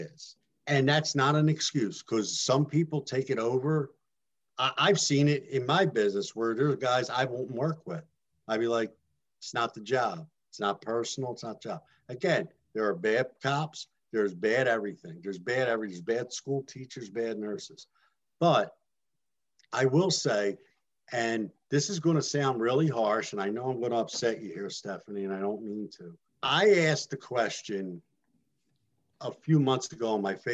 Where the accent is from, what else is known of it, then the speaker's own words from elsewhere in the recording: United States; I am born in this country. So I am an American Italian. My grandparents were Italian Americans